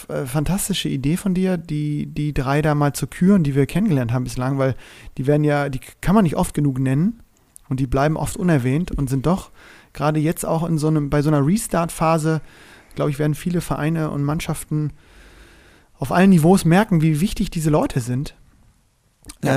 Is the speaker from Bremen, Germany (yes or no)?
yes; Bremen, Germany; mich als Bremer